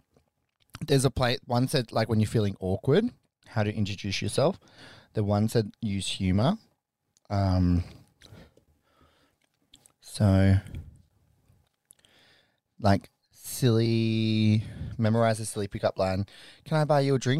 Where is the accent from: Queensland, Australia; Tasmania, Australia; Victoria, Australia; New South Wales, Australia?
New South Wales, Australia; Wollongong; I grew up in fucking Golgong